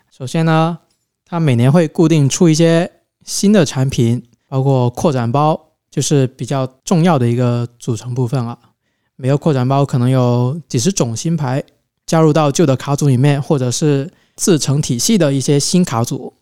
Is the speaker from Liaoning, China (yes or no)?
no; Pearl River Delta, Guangdong, China; 我们是珠三角地区